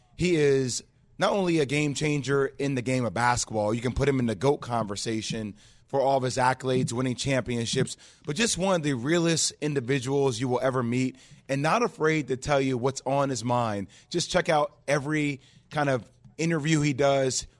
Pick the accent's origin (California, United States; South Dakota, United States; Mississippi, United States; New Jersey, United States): New Jersey, United States; being born and raised in Jersey